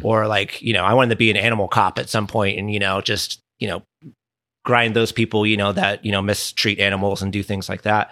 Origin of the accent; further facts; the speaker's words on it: Southern California, United States; also born or lived in Dana Point, Orange County / Richmond, Virginia; born and raised here in, uh, Southern California.